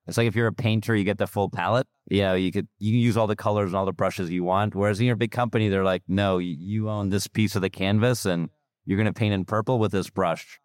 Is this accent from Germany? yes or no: yes; Germany; moved away; I'm from Germany originally